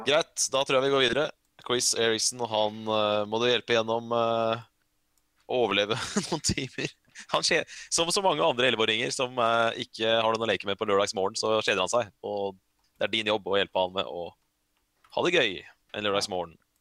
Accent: Norway; jeg er norsk

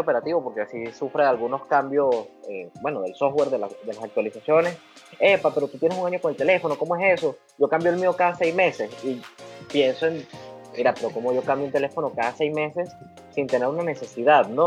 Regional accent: Valles del Tuy, Miranda, Venezuela; yo soy de los Valles del Tuy, en el estado Miranda.

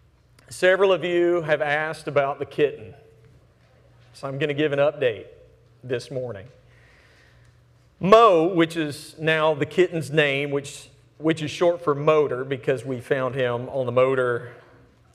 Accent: Alabama, United States; moved away; I'm from Alabama

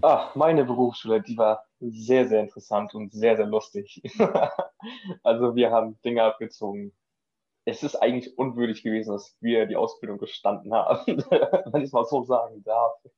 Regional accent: Schleswig-Holstein, Germany; moved away as an adult; now in Denmark; ich komme ursprünglich aus Schleswig-Holstein, wohne jetzt gerade in Dänemark

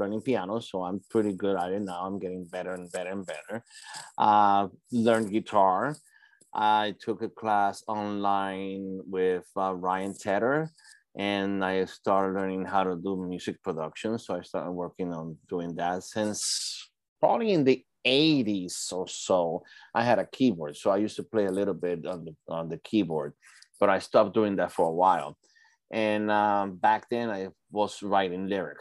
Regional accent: Puerto Rico; also born or lived in Brooklyn, New York, United States; now in New York, United States; I was born in Brooklyn and I was raised in Puerto Rico.

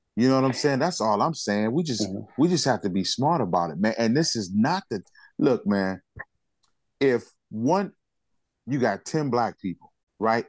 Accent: United States; I'm black and I'm American

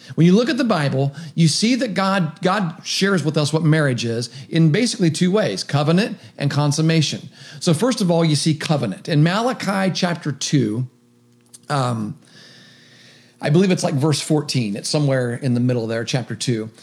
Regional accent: Meigs County, Ohio, United States; now in Athens County, United States; I'm living in Athens County. I grew up in Meigs County.

